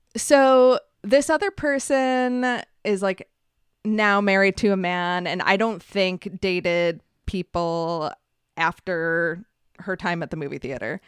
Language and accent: English; Buffalo, New York, United States; also born or lived in Montreal, Canada; outside of Buffalo, which isn't as cool as Montreal